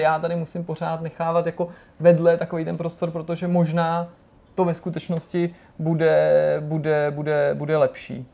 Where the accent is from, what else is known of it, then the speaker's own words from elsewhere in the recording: Czechia; my sami, jako Češi